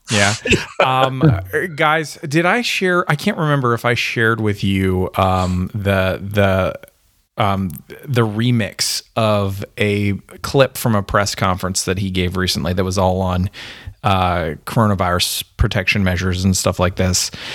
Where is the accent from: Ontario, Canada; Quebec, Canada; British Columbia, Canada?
Ontario, Canada; accent: Canadian; moved away as an adult; also born or lived in Alberta; now in United States; I was born in Ontario